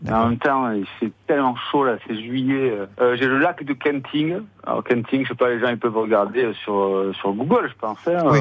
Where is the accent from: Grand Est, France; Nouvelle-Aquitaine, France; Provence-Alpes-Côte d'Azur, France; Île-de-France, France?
Nouvelle-Aquitaine, France; Ciboure; now in Taiwan; Je viens de Cibourg, euh, en Labourg.